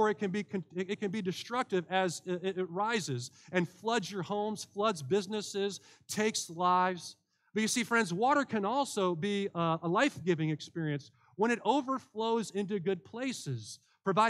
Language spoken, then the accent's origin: English; Englewood, Ohio, United States; I grew up in Englewood, Ohio